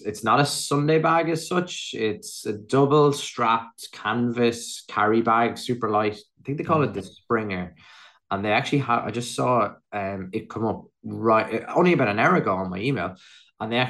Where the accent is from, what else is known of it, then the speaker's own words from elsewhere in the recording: Athlone, Leinster, Ireland; just outside Athlone, my hometown